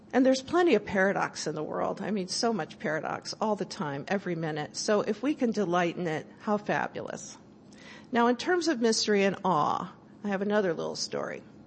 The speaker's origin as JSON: {"language": "English", "region": "California", "country": "United States", "said": "I'm from California"}